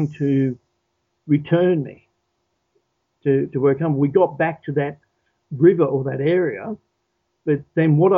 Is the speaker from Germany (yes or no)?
no; Australia; I suppose I'm very much Australian in my way of thinking and so on and manner